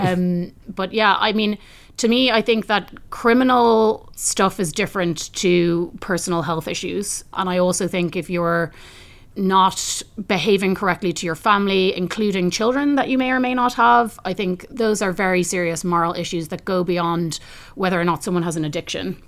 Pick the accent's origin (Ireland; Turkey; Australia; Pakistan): Ireland; I come from Ireland that really really benefited from European membership